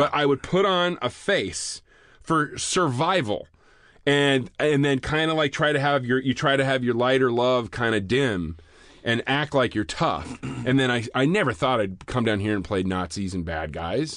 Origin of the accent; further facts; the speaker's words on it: Vancouver, Washington, United States; moved away; I grew up in Vancouver, Washington